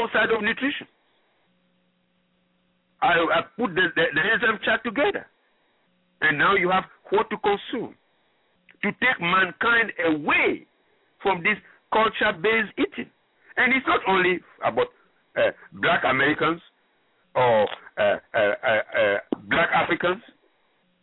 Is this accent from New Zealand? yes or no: no; Ghana; first language French; English is a second language; moved away as an adult; also born or lived in Gabon / Cameroon; now in United States; I'm originally from Ghana, where the staple food is corn and cassava